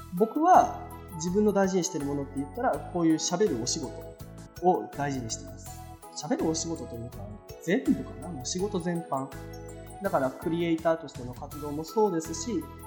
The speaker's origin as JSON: {"language": "Japanese", "region": "Kansai", "country": "Japan", "tie": "born or raised there", "accent": "Kansai dialect", "said": "もう幼少期はずっと関西で過ごしてきました"}